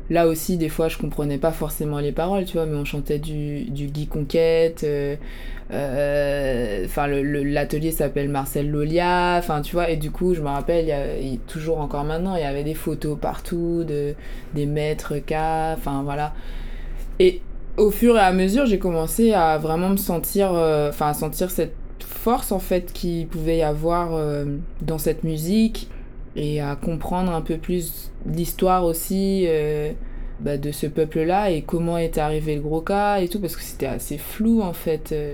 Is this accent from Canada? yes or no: no; Paris, Île-de-France, France; mes premières années, j'ai grandi à Paris, dans le dixième, tu vois, vie urbaine